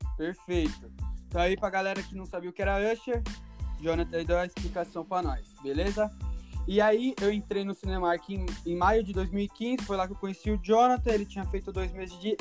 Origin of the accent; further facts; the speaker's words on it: Guarulhos, São Paulo, Brazil; moved away as an adult; also born or lived in Bahia; now in Canada; eu nasci na Bahia, porém muito cedo já fui para Guarulhos, São Paulo